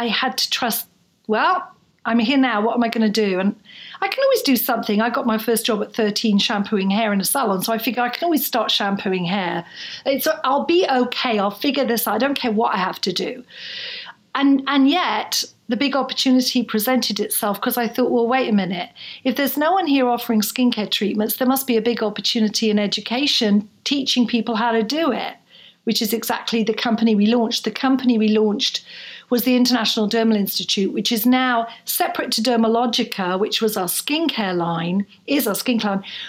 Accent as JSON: {"language": "English", "town": "Bournemouth", "region": "South West England", "country": "United Kingdom", "tie": "born or raised there", "also_born_or_lived": "Edinburgh, Scotland", "said": "I was then 14, I was in a small town in the south coast of England in Bournemouth."}